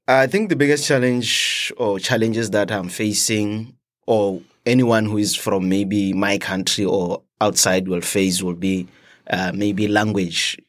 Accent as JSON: {"language": "English", "country": "Botswana", "moved": "as an adult", "lives_now": "United States", "said": "I'm from Botswana."}